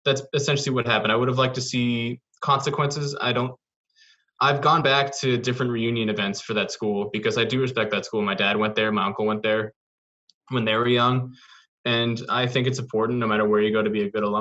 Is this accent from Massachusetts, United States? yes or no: yes; Lexington, Massachusetts, United States; I grew up in the suburbs of in Lexington